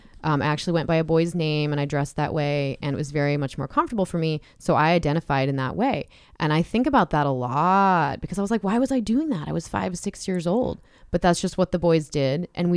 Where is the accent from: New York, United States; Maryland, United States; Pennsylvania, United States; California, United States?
California, United States; San Diego County; I grew up in San Diego County.